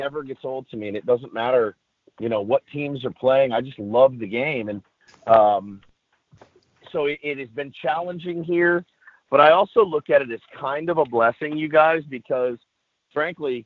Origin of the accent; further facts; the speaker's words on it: Dallas, Texas, United States; now in San Diego, United States; I'm from Dallas originally